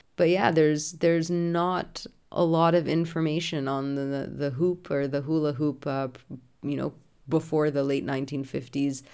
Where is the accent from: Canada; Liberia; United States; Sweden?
Canada; being Canadian and so close to the US border